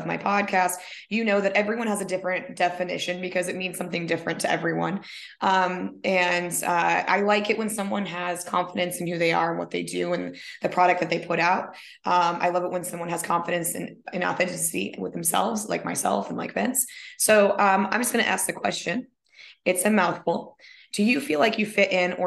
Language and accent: English; Minnesota, United States; also born or lived in San Diego, California; now in California, United States; I was born in Minnesota